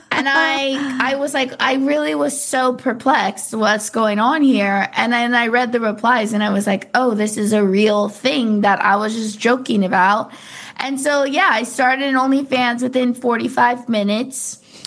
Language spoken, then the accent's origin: English; Orange County, California, United States; I grew up in Orange County little surf kid